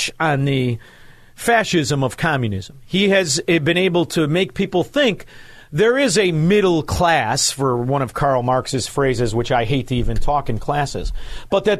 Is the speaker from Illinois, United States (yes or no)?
yes; Chicago, Illinois, United States; I'm from Chicago